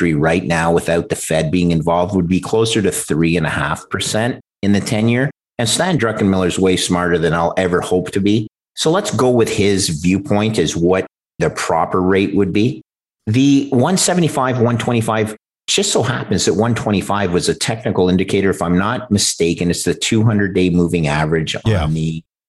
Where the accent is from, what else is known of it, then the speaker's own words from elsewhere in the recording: Canada; as a Canadian